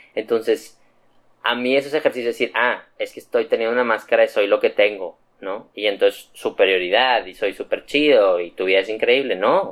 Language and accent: Spanish; Mexico; also born or lived in Monterrey; soy mexicano